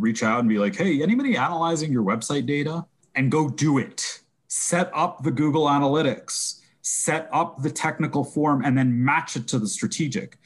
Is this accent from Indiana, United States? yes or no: no; New York, United States; I'm definitely a New Yorker.